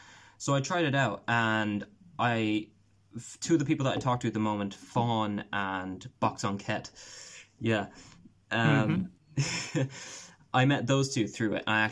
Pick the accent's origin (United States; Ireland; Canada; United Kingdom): Ireland; the minute I say I'm Irish, I know what's coming.